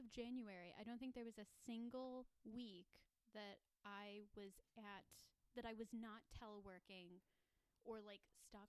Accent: Chicago, Illinois, United States; I'm from Chicago

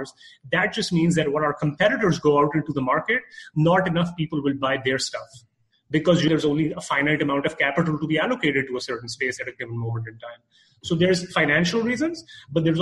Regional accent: Canada; moved away as an adult; now in Dallas, United States; I'm from Canada

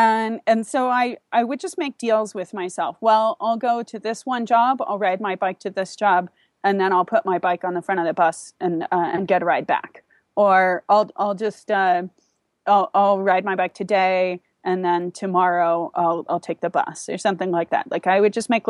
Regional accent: California, United States; moved away; also born or lived in Seattle / Taiwan; I grew up in California, okay. But I moved around the States a little bit

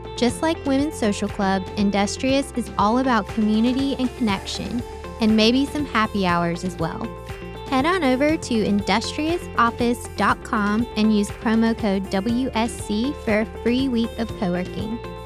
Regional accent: outside of Raleigh and Clayton, North Carolina, United States; moved away as an adult; also born or lived in New York / Boston; I grew up outside of Raleigh and Clayton

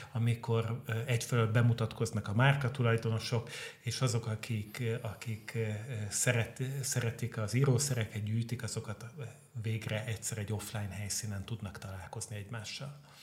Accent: Veszprém, Veszprém County, Hungary; moved away as an adult; now in Budapest, Hungary; én Veszprémi vagyok

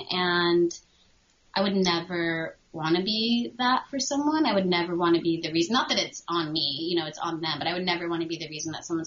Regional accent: New England, United States; I feel it wasn't the same growing up in New England, or maybe I just wasn't aware of it.

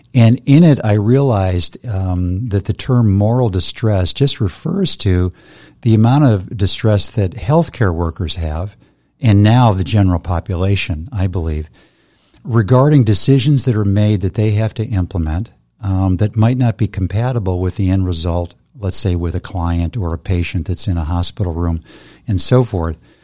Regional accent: United States; being an American

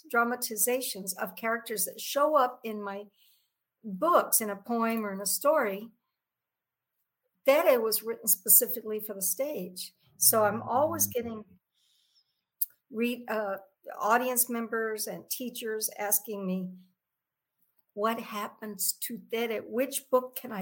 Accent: San Antonio, Texas, United States; I grew up on the West Side Barrio

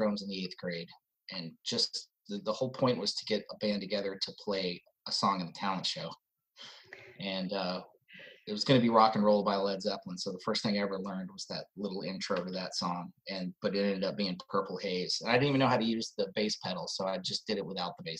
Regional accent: Atlanta, Georgia, United States; also born or lived in New York City; I was born in New York City, and when I was really little, moved to Atlanta

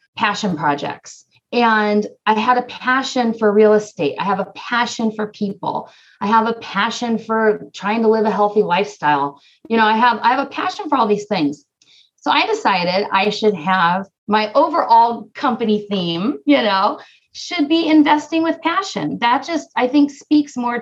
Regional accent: Southern California, United States; also born or lived in Northeast Ohio; now in Ohio, United States; We're from Southern California originally

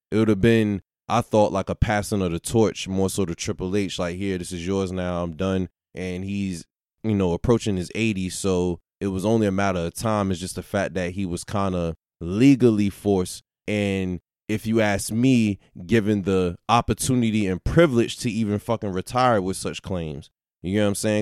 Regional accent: Virginia, United States; growing up in Virginia

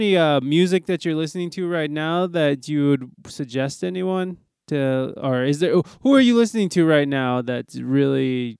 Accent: Toledo, Ohio, United States; now in San Diego, United States; I'm from Ohio, and I'm just so my airport that I go to is Detroit, and then I just drive down to Toledo.

